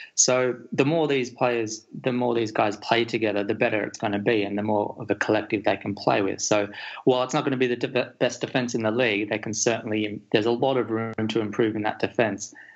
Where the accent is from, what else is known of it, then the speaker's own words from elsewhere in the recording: Australia; as an Australian